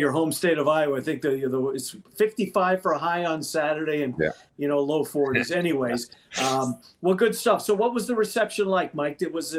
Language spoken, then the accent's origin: English; Winnipeg, Manitoba, Canada; moved away; I grew up in Winnipeg